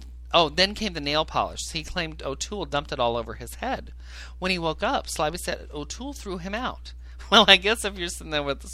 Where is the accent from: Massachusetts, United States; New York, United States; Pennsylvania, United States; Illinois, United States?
Illinois, United States; I grew up in Cornbread, Illinois